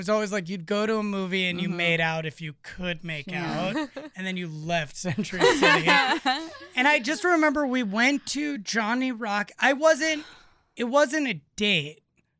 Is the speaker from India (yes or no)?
no; Los Angeles, California, United States; I grew up in Los Angeles.